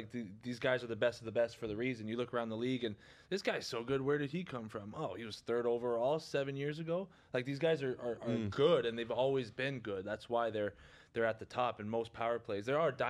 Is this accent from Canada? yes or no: yes; Quebec, Canada; especially as a you know, minor hockey player growing up in Quebec, everyone looked up to him.